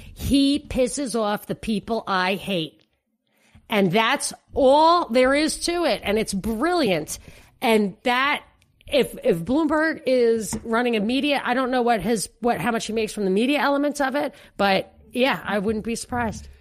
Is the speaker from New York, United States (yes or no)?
yes; New York, United States; moved away; my hometown of New York